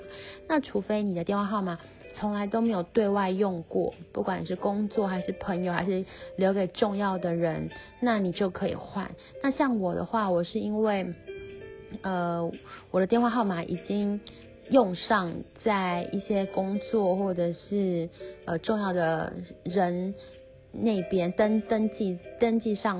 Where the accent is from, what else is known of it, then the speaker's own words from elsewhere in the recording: Taiwan; 我们从台湾来的时候，会先买一张大概一 G、三 G、五 G 不等的网卡，先插在手机上面，这样子你一下飞机才有网络可以用。